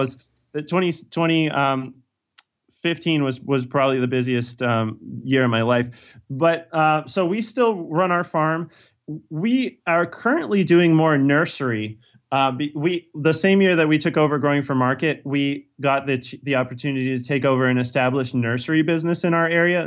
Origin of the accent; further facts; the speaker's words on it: Virginia, United States; also born or lived in Pennsylvania; now in Cornville, United States; I'm originally from Virginia